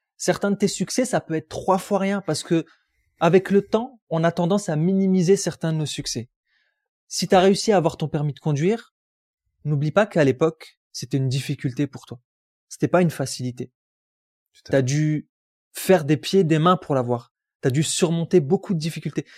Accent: Roubaix, Hauts-de-France, France; moved away as an adult; j'ai grandi à Roubaix, j'aurais jamais cru que j'allais quitter Roubaix.

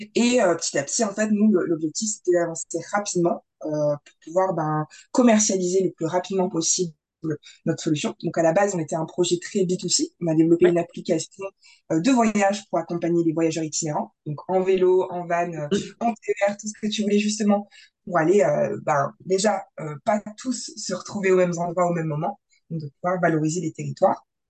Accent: Grand Est, France; nous on vient du Grand Est

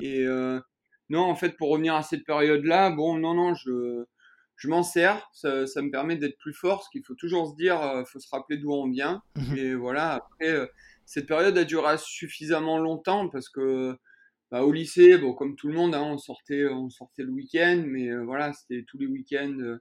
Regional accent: Châteauneuf-de-Gadagne, Provence-Alpes-Côte d'Azur, France; moved away as an adult; also born or lived in Cavaillon, France; now in Écully, France; je suis né à Cavaillon, donc euh, dans le Vaucluse.

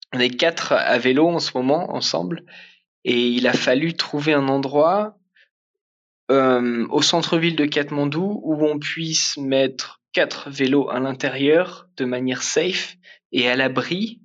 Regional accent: Picardy, Hauts-de-France, France; moved away as an adult; j'ai grandi en Picardie

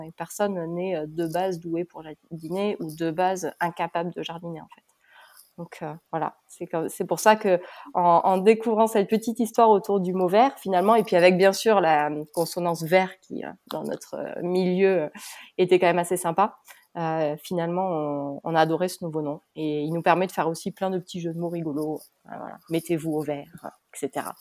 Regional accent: Pau, Nouvelle-Aquitaine, France; moved away as an adult; also born or lived in Toulouse; now in Île de Ré, France; je suis originaire de Pau comme Julie

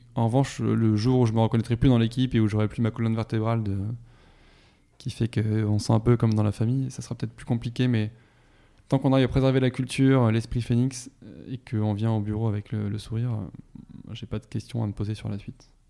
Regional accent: Toulouse, Occitania, France; moved away as an adult; also born or lived in Paris; je suis de Toulouse à l'origine, je suis toulousain, j'ai passé 20 ans

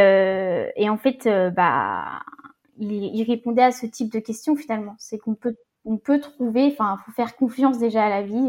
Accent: Rennes, Brittany, France; also born or lived in south of Ille-et-Vilaine; je suis de Rennes

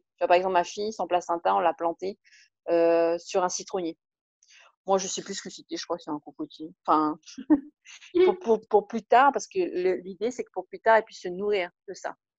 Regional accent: French Polynesia; je me sens avant tout profondément polynésienne, avant même d'être française

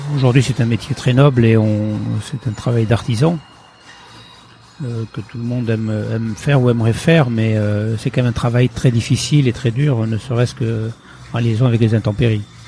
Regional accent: Pauillac, Nouvelle-Aquitaine, France; born or raised there; also born or lived in Portugal / Île Patiras / Bordeaux

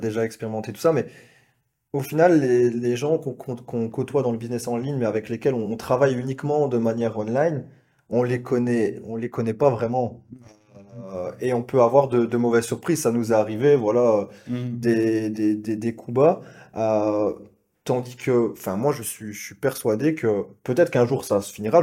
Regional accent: Belgium; accent: Belgian; je suis belge, vous l'entendez peut-être à, l'accent

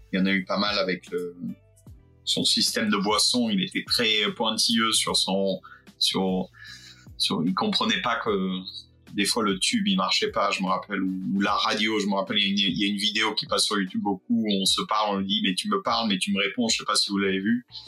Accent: Fréjus, Provence-Alpes-Côte d'Azur, France; je viens du sud de la France, euh, pas loin de, Monaco, je viens de Fréjus

